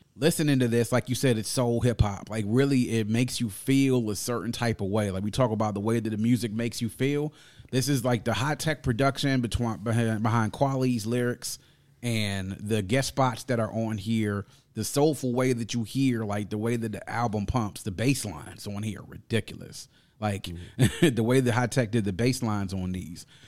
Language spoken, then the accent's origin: English; Mitchellville, Maryland, United States; my neighborhood where I grew up in Mitchellville was the neighborhood that I pretty much went there when I started kindergarten and then stayed there until after I graduated